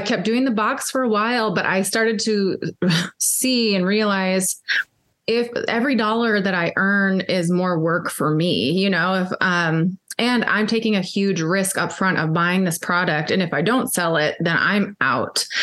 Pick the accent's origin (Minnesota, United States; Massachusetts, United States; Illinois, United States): Minnesota, United States; also born or lived in Africa; now in Texas, United States; I grew up in Minnesota